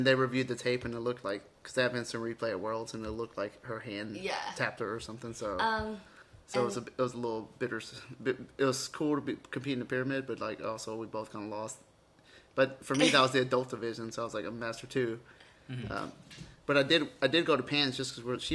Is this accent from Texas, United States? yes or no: yes; Galveston, Texas, United States; also born or lived in Argentina; I grew up in Galveston